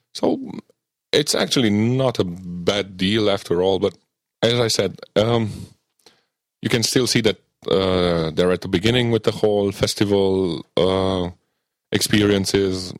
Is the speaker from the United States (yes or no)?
no; near Biertan, Transylvania, Romania; Biertan, which is a small medieval village in uh, uh, near my hometown